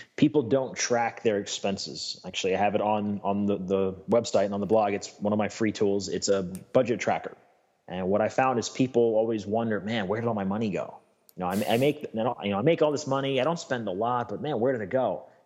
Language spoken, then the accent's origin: English; United States; as an American